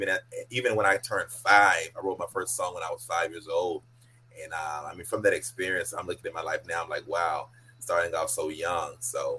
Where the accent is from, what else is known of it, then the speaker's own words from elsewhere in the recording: Atlanta, Georgia, United States; also born or lived in Killeen, Texas; now in Texas, United States; lived in Killeen, Texas. But where I grew up at was in Atlanta, Georgia. That's where I spent most of my life, was in Atlanta.